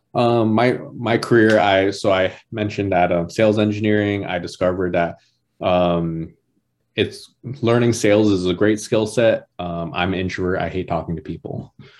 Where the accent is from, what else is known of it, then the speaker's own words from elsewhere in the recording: New Jersey, United States; moved away; also born or lived in Georgia; I grew up in New Jersey